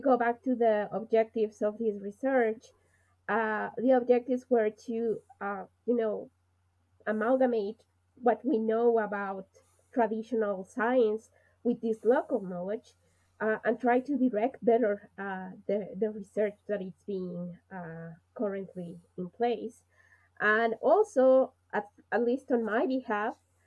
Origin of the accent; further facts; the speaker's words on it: Mexico; I'm from Mexico